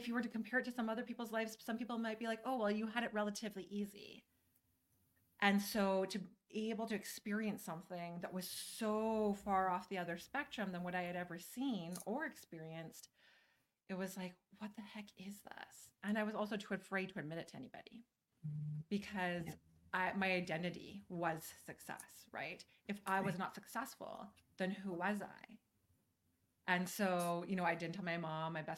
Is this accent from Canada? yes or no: yes; Canada; also born or lived in Calgary, Alberta; I am your Canadian friend. I am here in Calgary